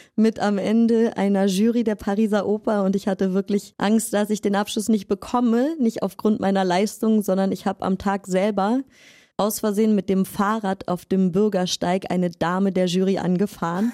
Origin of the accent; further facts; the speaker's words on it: Berlin, Germany; moved away; also born or lived in Riga, Latvia / France; ich komme aus Berlin, und äh, ich habe eine Tanzausbildung in Berlin angefangen